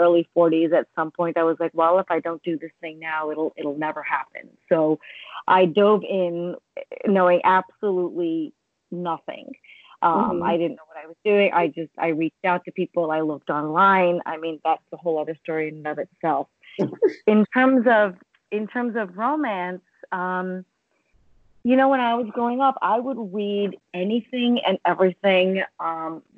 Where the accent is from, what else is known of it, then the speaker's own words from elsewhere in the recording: United States; I was born here